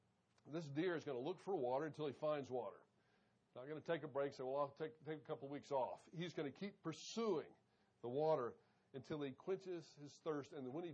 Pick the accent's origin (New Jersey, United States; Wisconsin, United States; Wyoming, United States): Wyoming, United States; I grew up in Wyoming. Loved the time that I spent there. Actually, my high school years in Wyoming. I think we moved 18 times before I was 16 or 16 times before I was 18.